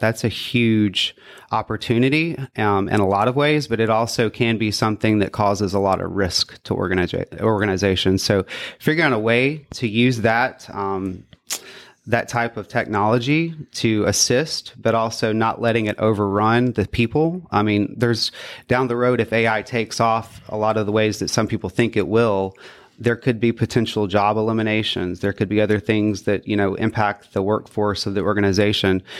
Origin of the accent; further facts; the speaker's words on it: Florence, Mississippi, United States; I grew up in Florence, Mississippi, and from there, I grew up in the central Mississippi area.